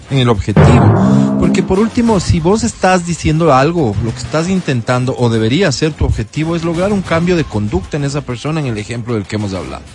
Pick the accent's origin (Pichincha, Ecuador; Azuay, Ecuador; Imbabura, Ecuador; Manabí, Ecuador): Pichincha, Ecuador; Quito; los quiteños